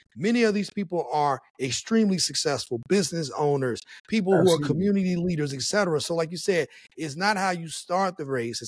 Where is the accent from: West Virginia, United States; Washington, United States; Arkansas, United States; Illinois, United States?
West Virginia, United States; but there were all kinds of things that even growing up in West Virginia that I was around.